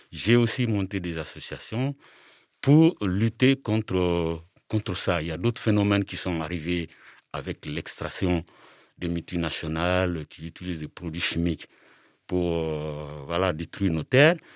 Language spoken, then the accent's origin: French; Mali; moved away as an adult; now in France; Alors moi, je suis originaire du Mali. Je suis en France depuis 27 ans. Et avant de partir du Mali, j'ai étudié jusqu'au bac. J'ai fait le bac au Mali en 86.